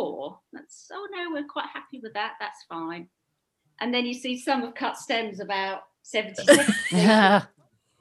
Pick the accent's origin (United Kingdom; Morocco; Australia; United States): United Kingdom; Southwold, East of England; it's a little seaside town in Suffolk, very touristy, and it was my hometown, so we moved back here